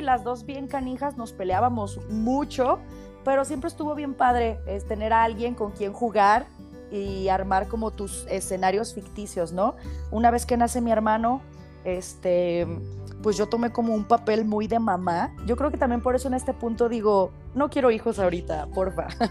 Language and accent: Spanish; Guadalajara, Jalisco, Mexico; Nací en Guadalajara, Jalisco, en el hospital, no me acuerdo cuál fue, pero aquí, en, Guadalajara, en Guadalajara